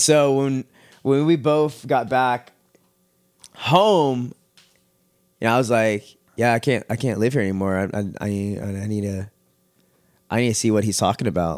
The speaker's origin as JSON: {"language": "English", "town": "Richmond", "region": "Texas", "country": "United States", "tie": "born or raised there", "also_born_or_lived": "Missouri City, Texas / Katy, Texas", "said": "I grew up in Richmond area"}